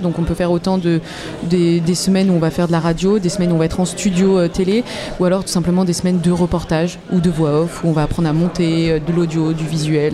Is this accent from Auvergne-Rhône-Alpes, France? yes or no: yes; Lyon, Auvergne-Rhône-Alpes, France; moved away as an adult; now in Caen, France; je suis lyonnaise